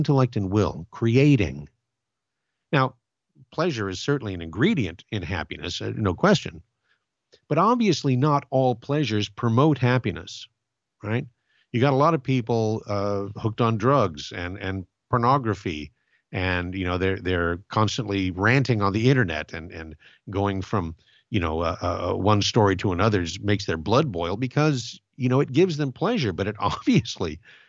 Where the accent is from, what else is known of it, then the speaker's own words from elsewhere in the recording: Glendora, California, United States; When I was a boy, I grew up in Glendora, California, and next to the city hall, there is an old pine tree